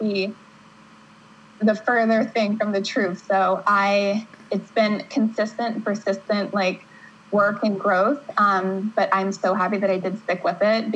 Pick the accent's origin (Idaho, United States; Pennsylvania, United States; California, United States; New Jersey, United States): Pennsylvania, United States; Pittsburgh; moved away as an adult; now in New Hampshire, United States; I grew up in Pittsburgh, Pennsylvania